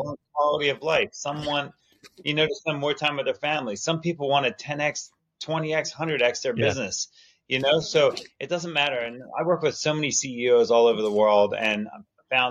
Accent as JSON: {"language": "English", "area": "Jersey Shore", "region": "New Jersey", "country": "United States", "tie": "born or raised there", "said": "I grew up on the Jersey Shore as a kid"}